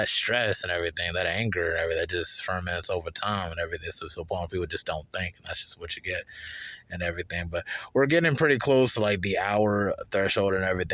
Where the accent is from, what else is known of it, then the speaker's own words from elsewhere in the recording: Charlotte, North Carolina, United States; also born or lived in Durham, North Carolina; Charlotte for me was like kind of different